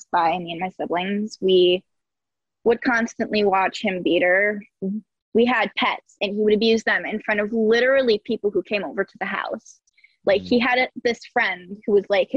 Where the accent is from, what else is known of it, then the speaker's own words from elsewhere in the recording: Saratoga County, New York, United States; I was right on the cusp of Saratoga County and Warren County, but it's this little trailer park